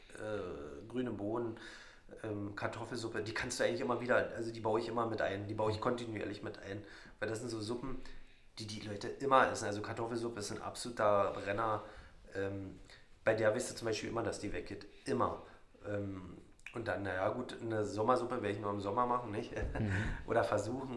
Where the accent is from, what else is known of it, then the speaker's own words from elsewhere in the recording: Radewiese, Brandenburg, Germany; also born or lived in Jänschwalde / Cottbus; mein kleines Dorf Radivis hat 78 Einwohner und da bin ich aufgewachsen